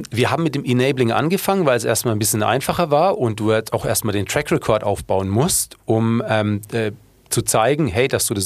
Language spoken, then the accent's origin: German; Munich, Bavaria, Germany; aber das Problem als Münchner ist ja dann